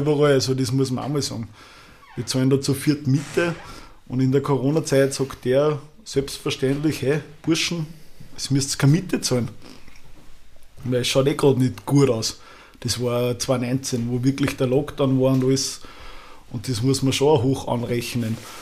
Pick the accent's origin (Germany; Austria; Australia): Austria; Schörfling am Attersee, Upper Austria; Bei uns gibt's in Schärfling ein Mattersee, also wo ich her bin